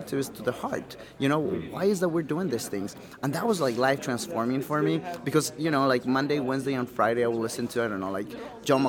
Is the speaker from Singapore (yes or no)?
no; Quito, Pichincha, Ecuador; I was born and raised in Quito, Ecuador